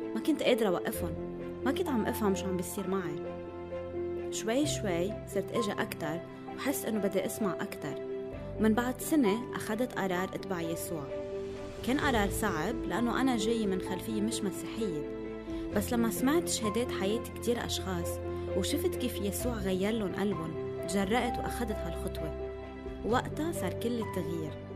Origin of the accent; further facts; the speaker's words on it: Beirut, Beirut Governorate, Lebanon; also born or lived in South Lebanon; من الجنوب آه بس خلقت وربيت آه، ببيروت